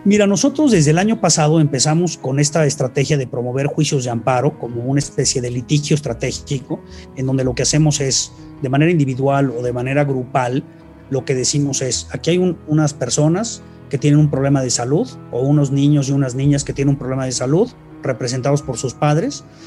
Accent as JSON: {"language": "Spanish", "country": "Mexico", "said": "en mi país"}